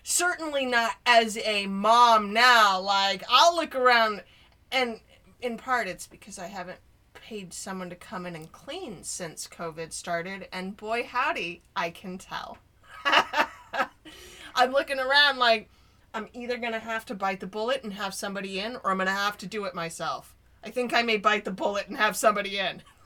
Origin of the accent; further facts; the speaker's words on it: Denver, Colorado, United States; I grew up in Denver, so I was still in the height of busing